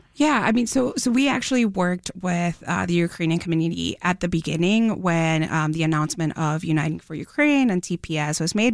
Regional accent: Mexico; now in Chicago, United States; I'm an immigrant from Mexico. Um, I came to Chicago

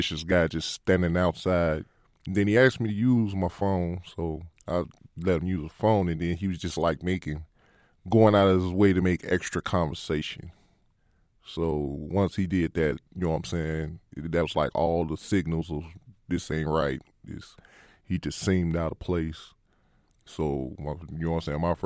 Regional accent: Chicago, Illinois, United States; I grew up in Humboldt Park when it was wild

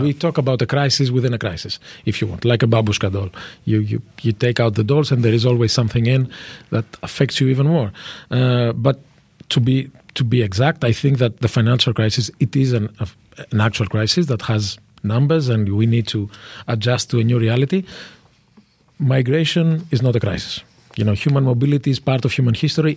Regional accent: France; I was born in France. Uh, I grew up in Europe

